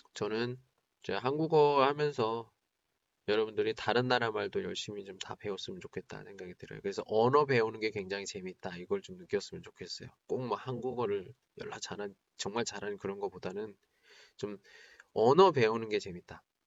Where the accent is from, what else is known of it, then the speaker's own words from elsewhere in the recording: South Korea; moved away as an adult; now in China; 저는 한국 사람이고